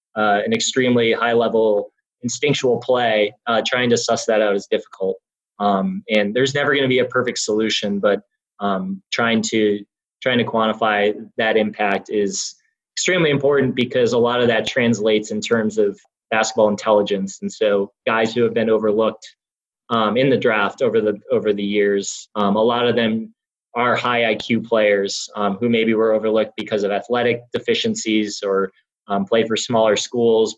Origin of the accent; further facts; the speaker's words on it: Milwaukee, Wisconsin, United States; I grew up in Wisconsin